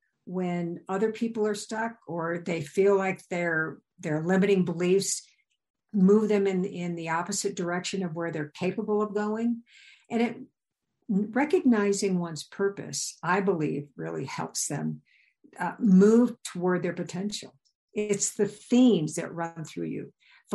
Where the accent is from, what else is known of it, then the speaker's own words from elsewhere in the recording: Midwest, United States; And I came from the Midwest. So seeing a mountain was a big deal, but climbing it was something else.